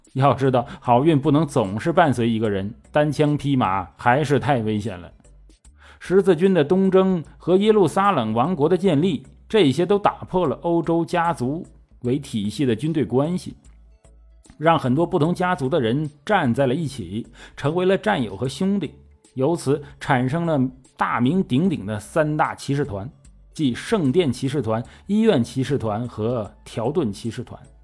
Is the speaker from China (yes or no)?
yes; China; 这种行为在我们中国人，当然是理解不了了